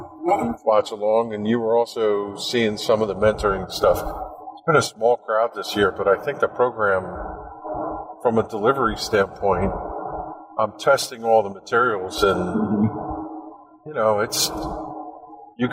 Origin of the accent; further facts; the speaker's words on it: New Jersey, United States; we're from Jersey